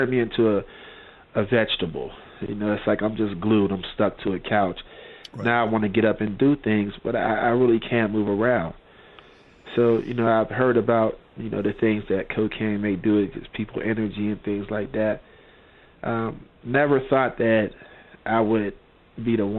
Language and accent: English; McKeesport, Pennsylvania, United States; I was born and raised in McKeesport, PA